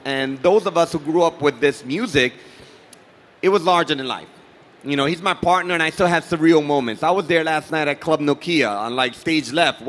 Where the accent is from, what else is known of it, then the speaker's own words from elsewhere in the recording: New York City, New York, United States; But for us, growing up in New York City, diversity is natural. It's part of who we are.